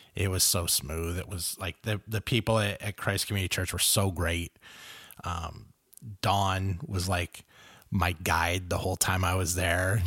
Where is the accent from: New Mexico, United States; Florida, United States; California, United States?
California, United States; Los Angeles; I grew up in South Central L